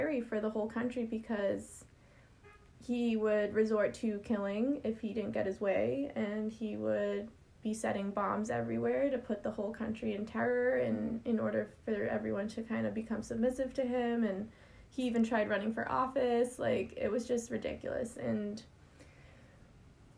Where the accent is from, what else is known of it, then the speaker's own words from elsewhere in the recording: United States; we were just American